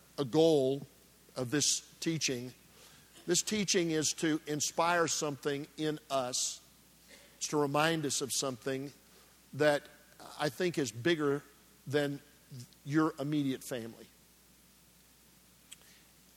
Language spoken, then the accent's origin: English; Nebraska, United States; I grew up in Nebraska